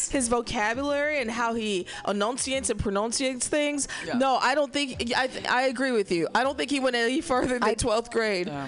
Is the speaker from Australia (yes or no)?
no; Middle America, Midwest, United States; I'm from Middle America